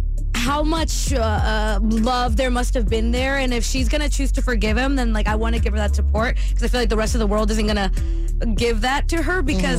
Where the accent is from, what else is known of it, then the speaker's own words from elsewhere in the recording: Napa Valley, California, United States; Well, I am originally from Napa Valley